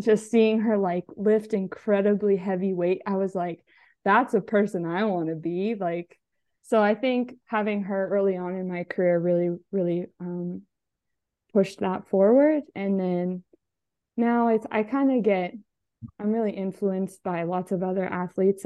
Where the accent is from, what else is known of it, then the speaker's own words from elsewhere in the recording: Alberta, Canada; I'm from Alberta, so I'm on the West side of Canada.